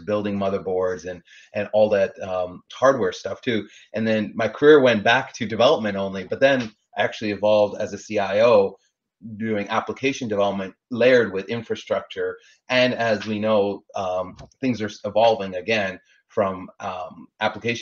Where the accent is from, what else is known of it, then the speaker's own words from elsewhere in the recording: Canada; now in Los Angeles, United States; I was born and raised in Canada, like you mentioned, grew up playing hockey.